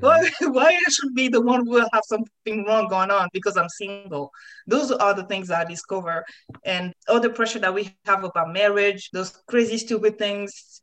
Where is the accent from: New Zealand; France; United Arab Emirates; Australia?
France; English is a second language; moved away; where I come from, especially growing up in France